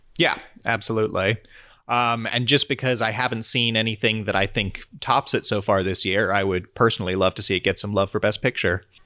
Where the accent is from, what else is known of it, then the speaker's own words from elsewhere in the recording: United States; as an American